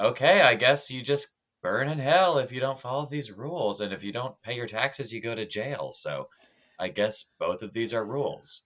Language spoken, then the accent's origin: English; Tennessee, United States; "Where are you from?" And I'm like, "Tennessee?"